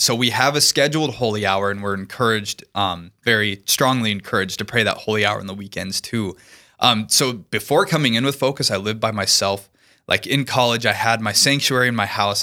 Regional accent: Lincoln, Nebraska, United States; moved away; I'm originally from Lincoln, Nebraska

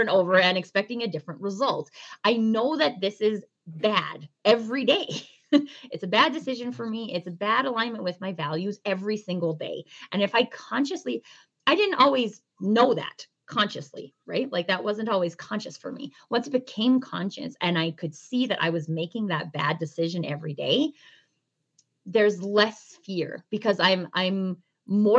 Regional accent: Canada; I'm Canadian.

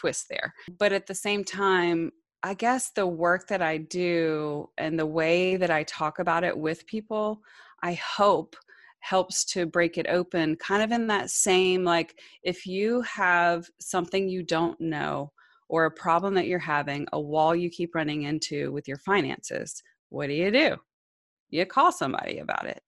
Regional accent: Georgia, United States; I landed in Georgia by the time I was five, we moved a lot, eh, before that, I was born on an Army base, and, but we left the military pretty quickly after that, but I settled in Georgia

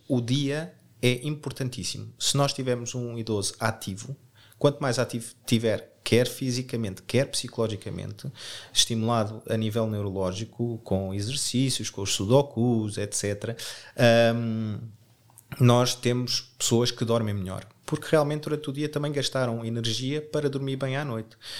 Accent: Portugal; nós, como bons portugueses

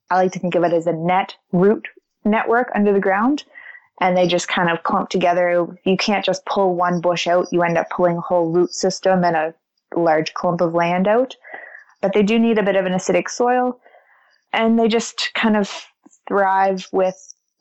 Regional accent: Oxford, Nova Scotia, Canada; also born or lived in Annapolis Valley, Nova Scotia; I grew up a blueberry farmer and kind of got lucky enough that both of my parents had land. And I've spent every summer in the fields working with them in Oxford, Nova Scotia

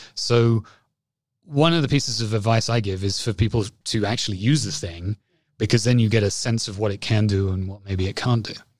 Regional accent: England, United Kingdom; accent: English; moved away as an adult; also born or lived in Toronto, Canada; now in Canada; I lived here for eighteen months and then went back to the U K, which is where my family's from. And so that's why I sound like I do. Hopefully, I still sound English

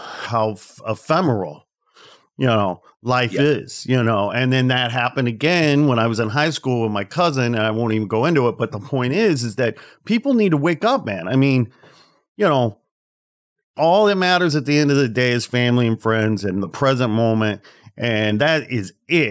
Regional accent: Midwest, United States; I'm from the Midwest

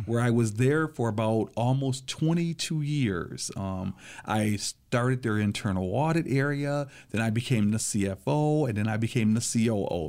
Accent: Lansing, Michigan, United States; I was born and raised here in Lansing, Michigan

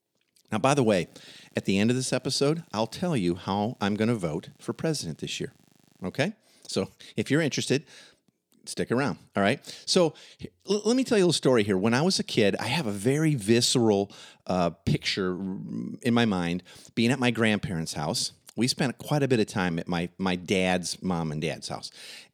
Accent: Midwest, United States; Growing up in the Midwest, it would have not been rare or even peculiar to hear Christians commonly saying

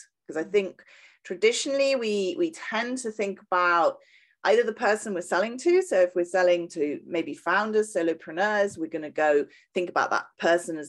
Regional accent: United Kingdom; accent: British; moved away as an adult; also born or lived in south of France; now in France; you can probably tell from my accent, I'm British.

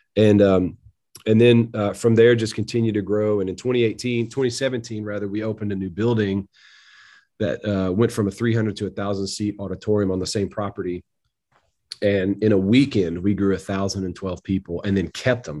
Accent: Tennessee, United States; also born or lived in Missouri; moved back to Tennessee, wanted to be in my home state.

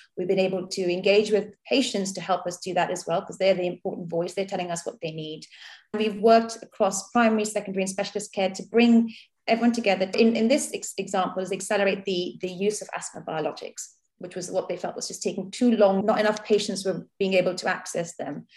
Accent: Mumbai, Maharashtra, India; now in Southampton, United Kingdom; I grew up in India. I was born in, in Bombay

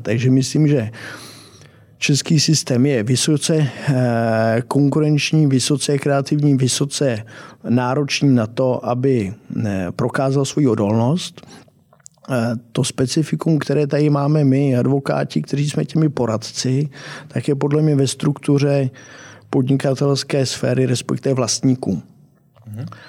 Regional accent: Czechia; jako Češi

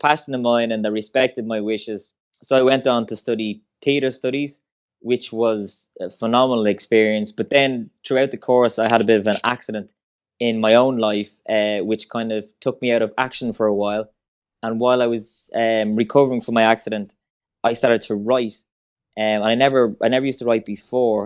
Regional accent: Swords, Leinster, Ireland; I'm from Swords, originally Fingal in County Dublin.

